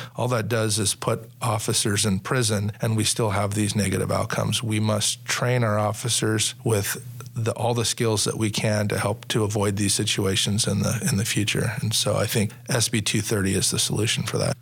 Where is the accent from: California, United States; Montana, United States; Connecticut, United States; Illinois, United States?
California, United States; Sacramento; I grew up in Sacramento and I, I love the city and I love the people that are here